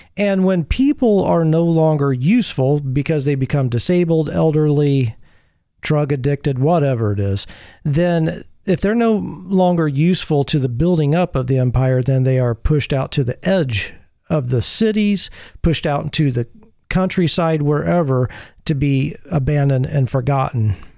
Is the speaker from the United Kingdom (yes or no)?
no; Midwest, United States; moved away; Growing up in the Midwest